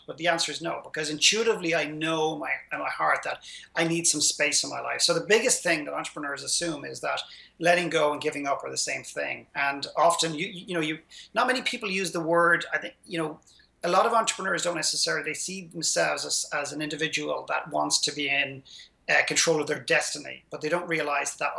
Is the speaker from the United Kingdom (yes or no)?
no; Ireland; my modest background growing up in Ireland